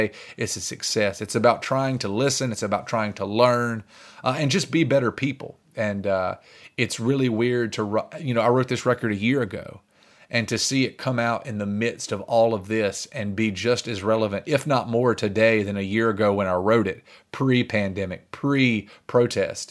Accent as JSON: {"language": "English", "region": "the South", "country": "United States", "said": "as Southerners"}